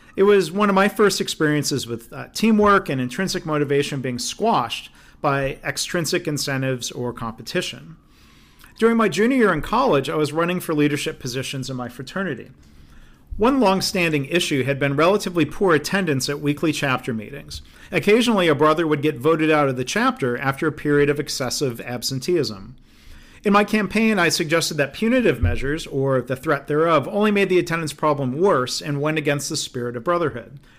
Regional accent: Livonia, Michigan, United States; my hometown of Livonia, Michigan

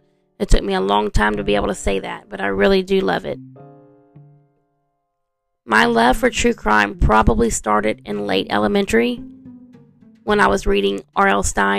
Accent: Lake Charles, Louisiana, United States; I am from Southwest Louisiana, right outside of Lake Charles, which is about 30 minutes east of the Texas border, which is probably why I sound like I'm from Texas and don't have that true Cajun accent we all love.

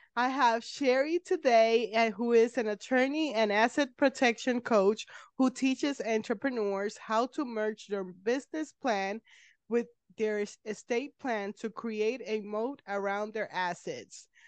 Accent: Puerto Rico; I'm from Puerto Rico

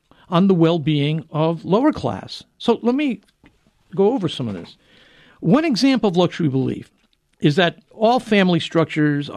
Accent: New England, United States; I grew up in New England

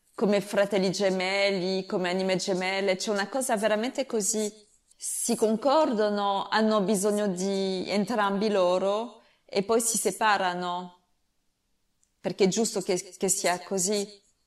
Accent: France; Italian is a second language; perché sono francese capisco l'italiano

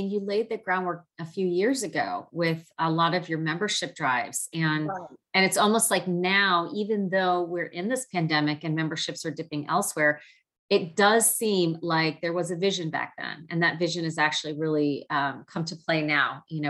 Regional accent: Philadelphia, Pennsylvania, United States; now in Washington, D.C., United States; people not know I'm from Philly.

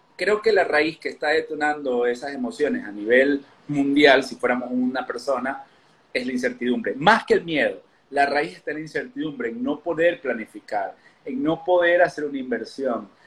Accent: Ecuador; now in Mexico; Yo soy de Ecuador, vivo en México hace ya bastantes años

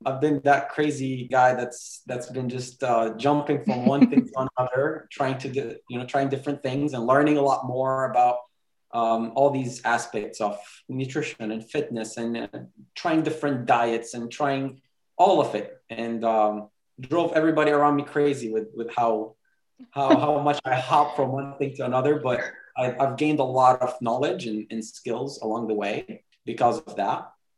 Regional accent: Jerusalem, Jerusalem District, Israel; also born or lived in Bethlehem; now in California, United States; I was born in Bethlehem, same as Sam. born in Bethlehem, raised in Jerusalem, currently living in California, been all over the place, but right now in California.

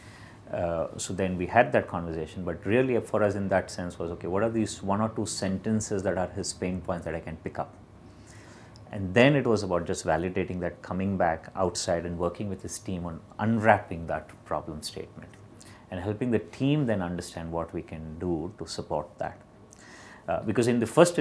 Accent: Bangalore, Karnataka, India; Born and brought up in Bangalore

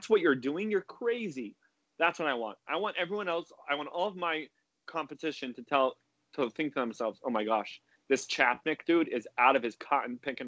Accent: West Coast of the U.S., United States; now in New Jersey, United States; I was influenced from growing up in the West Coast of the U.S.

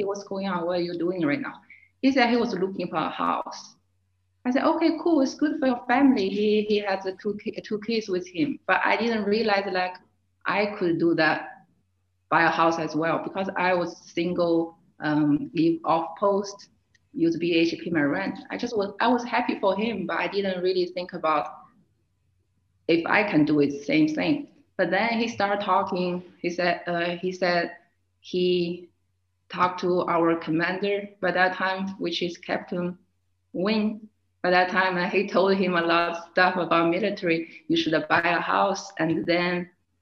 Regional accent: China; also born or lived in Fort Drum, New York, United States; now in Germany; I was born and raised in China. I came to the United States in 2009

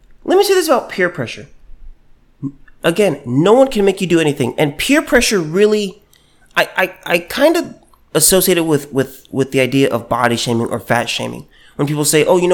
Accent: United States; I was born here in America.

